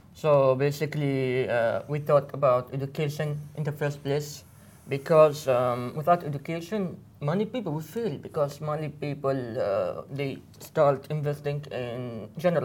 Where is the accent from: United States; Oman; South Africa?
Oman; I'm from Oman